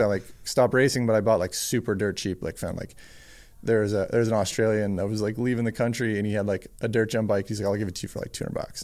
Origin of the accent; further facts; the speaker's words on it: Whistler, BC, British Columbia, Canada; I grew up in Worcester, B C